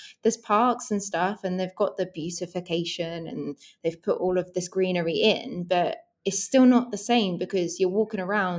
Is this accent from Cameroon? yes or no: no; East of England, United Kingdom; accent: generic South England; I would say that my accent is pretty generic of like South England.